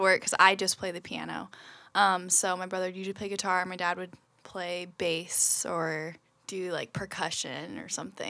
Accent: Olympia, Washington, United States; also born or lived in San Diego, California; now in Seattle, United States; I grew up in Olympia.

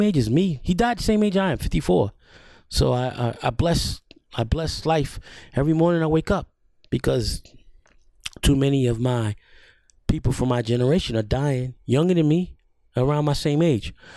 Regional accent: New York City, New York, United States; I grew up in the Bronx

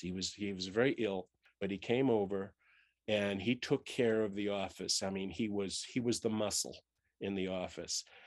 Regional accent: Boston, Massachusetts, United States; growing up in Boston

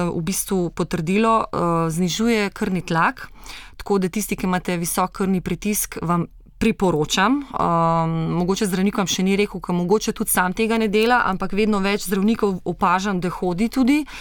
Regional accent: Slovenia; Slovenci smo

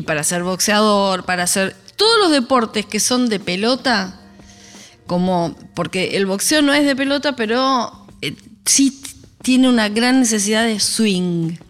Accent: Buenos Aires, Argentina; Soy porteña

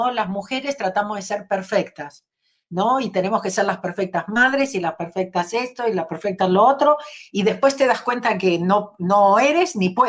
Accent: Argentina; moved away as an adult; now in Los Angeles, United States; Nací en Argentina

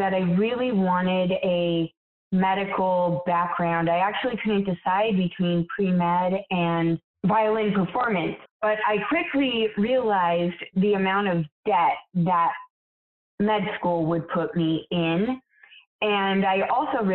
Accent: Billings, Montana, United States; also born or lived in Yellowstone; Raised in Billings, born outside of Yellowstone

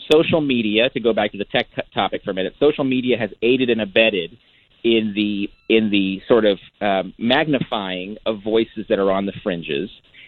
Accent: San Gabriel Valley, Southern California, United States; I grew up in Southern California, in the San Gabriel Valley.

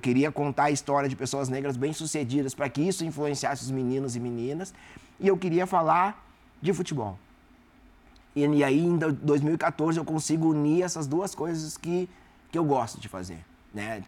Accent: South Region, Brazil; eu sou do sul do Brasil

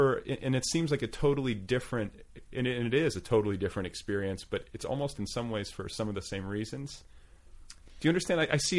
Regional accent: Indiana, United States; moved away as an adult; also born or lived in Boulder, Colorado; I was like this middle-class kid from Indiana. I came to college from Indiana

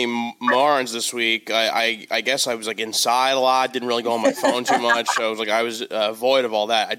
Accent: New York, United States; now in Los Angeles, United States; As a New Yorker, and I'm in LA.

